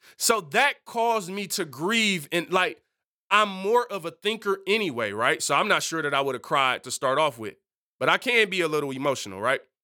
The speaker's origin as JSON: {"language": "English", "town": "Detroit", "region": "Michigan", "country": "United States", "said": "I'm culturally, I'm from Detroit."}